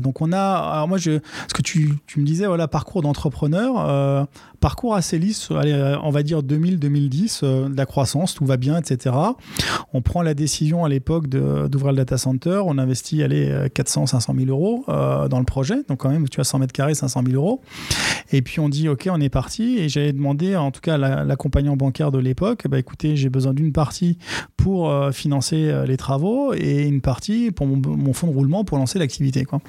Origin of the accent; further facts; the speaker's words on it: Aubervilliers, Île-de-France, France; je suis né et j'ai grandi à Aubervilliers